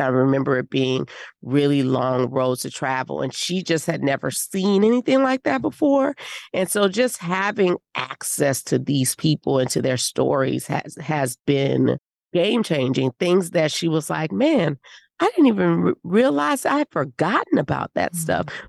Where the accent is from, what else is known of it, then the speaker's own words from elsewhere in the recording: New Orleans, Louisiana, United States; Well, I'm from New Orleans. I don't mess with that.